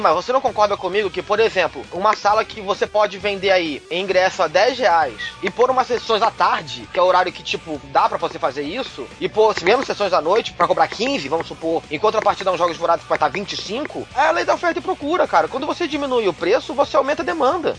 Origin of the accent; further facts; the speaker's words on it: São Paulo, Brazil; eu sou de São Paulo.